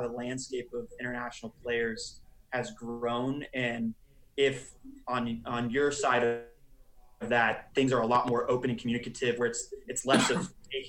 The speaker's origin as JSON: {"language": "English", "town": "Dallas", "region": "Texas", "country": "United States", "tie": "born or raised there", "said": "I grew up in Dallas."}